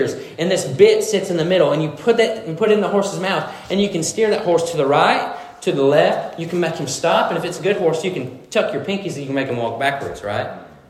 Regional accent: Missouri, United States; And so I'm from Missouri, and when I moved down to Missouri, my family had a fox trotting farm, which is horses, right?

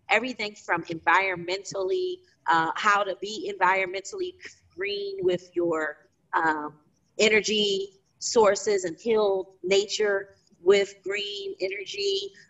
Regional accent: Philadelphia, Pennsylvania, United States; I grew up in Philadelphia at a time where it was like …, …, …

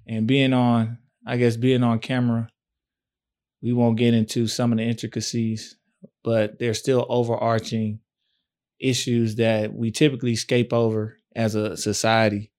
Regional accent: Tyler, Texas, United States; also born or lived in Fort Worth; I'm from West Side, West Tyler

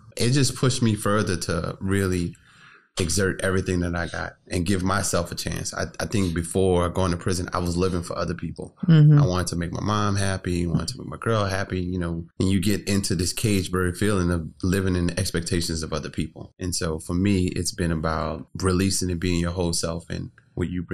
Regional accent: New Orleans, Louisiana, United States; growing up in New Orleans

